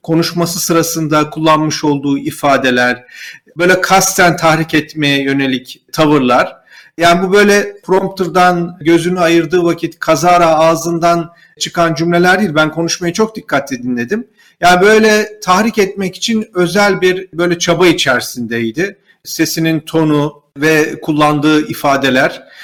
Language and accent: Turkish; Turkey; bir Türk olarak, bir Türk vatandaşı olarak